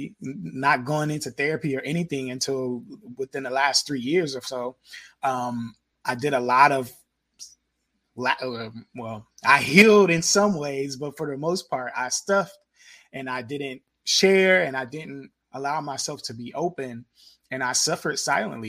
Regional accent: Indiana, United States; I grew up in Indiana

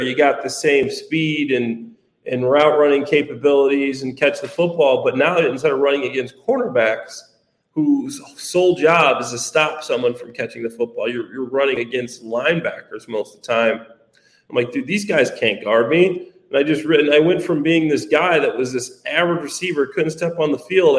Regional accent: Dwight, Illinois, United States; i was in my hometown dwight

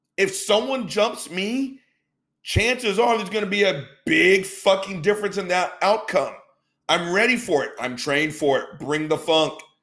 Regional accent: the South, United States; I've been born and raised in the South. It's where pretty much I've lived for 90 plus percent of my life

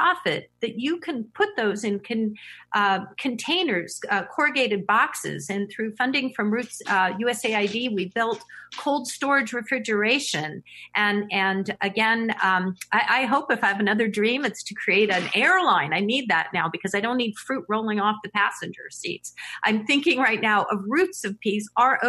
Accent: San Francisco Bay Area, California, United States; born and raised in the San Francisco Bay Area

